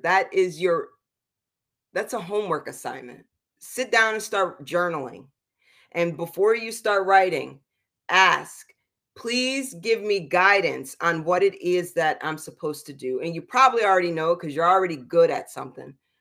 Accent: East Coast, United States; moved away; I'm from the East Coast where you can get in a car and drive forty-five minutes to an hour to get to a beach

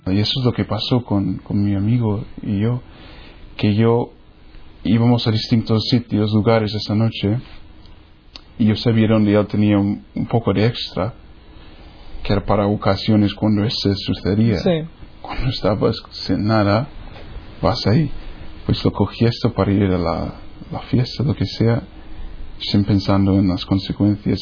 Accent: New Hampshire, United States; Spanish is a second language; moved away; soy de los Estados Unidos. New Hampshire está por el norte en un grupo de estados pequeños que se llama Nueva Inglaterra

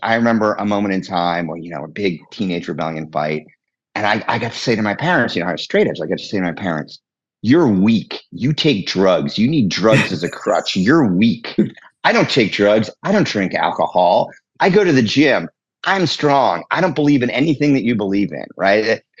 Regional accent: Cambridge, Massachusetts, United States; also born or lived in North Shore, Massachusetts; we lived in Cambridge, Massachusetts which is right across the river from Boston

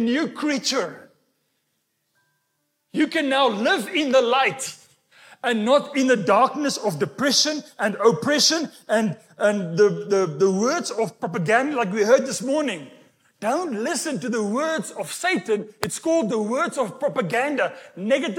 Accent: Walvis Bay, Erongo, Namibia; the sand dune in Walvis Bay, where I was born in Namibia

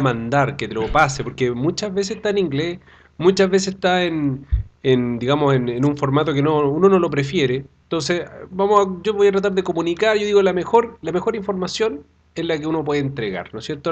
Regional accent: Chillán, Ñuble, Chile; moved away as an adult; now in Santiago, Chile; yo soy oriundo de Chillán

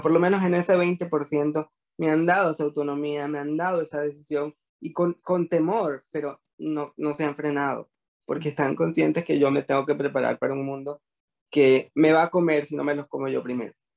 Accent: Venezuela; moved away as an adult; now in Panama; era lo que me dedicaba en Venezuela, soy venezolano y después me emigré para Panamá

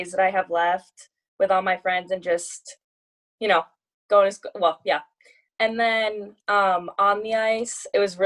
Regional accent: Wayzata, Minnesota, United States; also born or lived in Indiana / England; growing up in Wayzata and being such a big hockey community

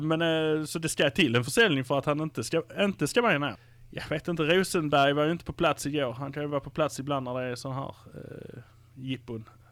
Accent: Malmö, Skåne, Sweden; Vi är från Malmö

